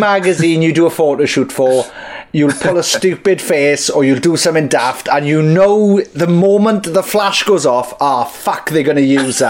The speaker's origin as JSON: {"language": "English", "town": "Merthyr Tydfil", "region": "Wales", "country": "United Kingdom", "said": "I'm from Merthyr Tydfil"}